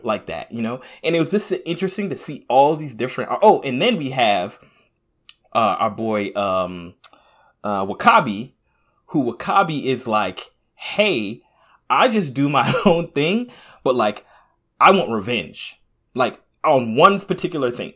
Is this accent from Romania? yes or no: no; Jamaica; I'm Jamaican, so I'm by way of Africa